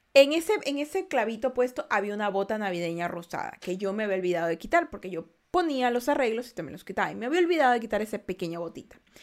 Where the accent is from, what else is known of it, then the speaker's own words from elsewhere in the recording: Ecuador; Hola, soy de Ecuador